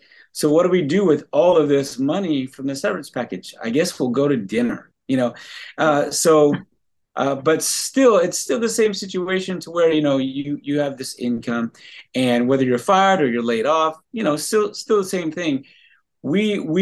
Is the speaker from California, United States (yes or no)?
yes; Los Angeles, California, United States; now in Delaware, United States; I'm from Los Angeles, California originally